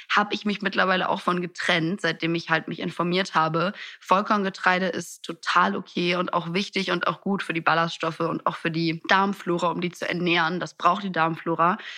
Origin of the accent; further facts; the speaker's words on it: Italy; ich bin in Italien aufgewachsen, da gibt's sowas nicht wie wir essen kein Abendessen.